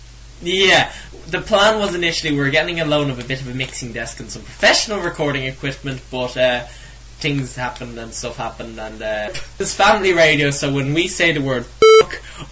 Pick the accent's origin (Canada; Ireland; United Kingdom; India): Ireland; North County Dublin, Leinster; I'm 17 from North County, Dublin.